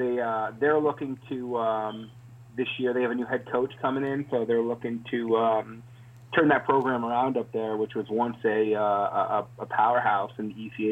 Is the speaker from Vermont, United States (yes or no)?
yes; South Burlington, Vermont, United States; No, I'm actually from Vermont, up in South Burlington, right outside of Burlington. I'm about, 30 miles from the Canadian border